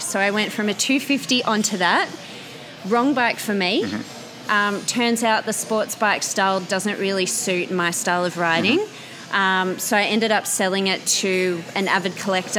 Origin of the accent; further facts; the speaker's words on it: Canberra, Australian Capital Territory, Australia; moved away as an adult; now in Sydney, Australia; I grew up in Canberra, but I've been calling Sydney my home for the last nine years or so.